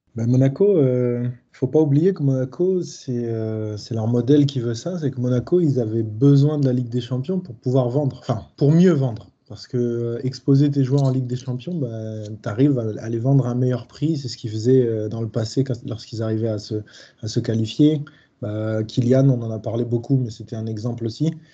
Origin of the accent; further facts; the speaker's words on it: Paris, Île-de-France, France; je suis parisien